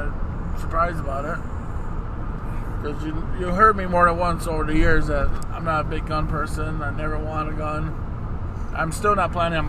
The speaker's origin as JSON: {"language": "English", "town": "Chicago", "region": "Illinois", "country": "United States", "tie": "born or raised there", "said": "growing up in Chicago."}